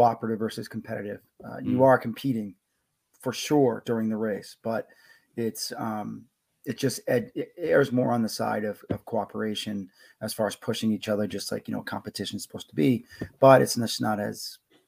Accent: New York, United States; moved away as an adult; also born or lived in Connecticut; now in New Hampshire, United States; I was born in Connecticut, but grew up in New York. Grew up 28 minutes from Yankee Stadium

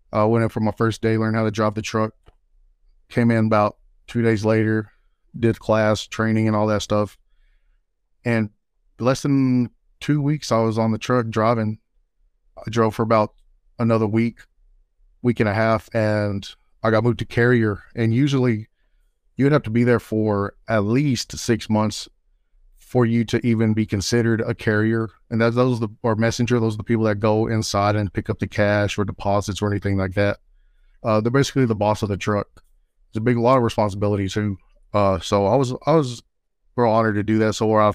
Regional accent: Texas, United States; born there; Oh, I was born here in West Texas. I don't want to name the particular town.

